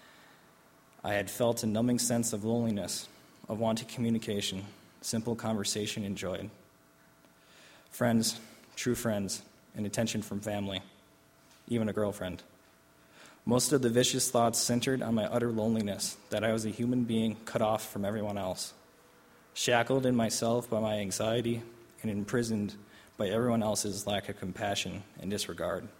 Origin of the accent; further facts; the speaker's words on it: Oshkosh, Wisconsin, United States; also born or lived in Albany, New York; we decided that we both return to my hometown, to my family. Even though my family situation was rough, I rationalized that at least she wouldn't be physically hurt. Events happened quickly, and soon I was home in Oshkosh